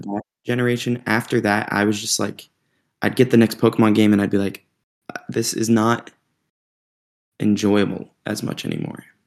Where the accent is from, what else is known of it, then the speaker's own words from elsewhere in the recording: North Georgia, United States; moved away as an adult; we grew up in North Georgia, not the best little town